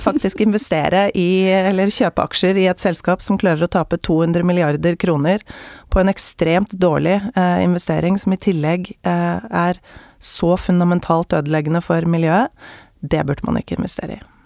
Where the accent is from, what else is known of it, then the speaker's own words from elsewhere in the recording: Oslo, Norway; jeg vokste jo opp midt i Majorstukrysset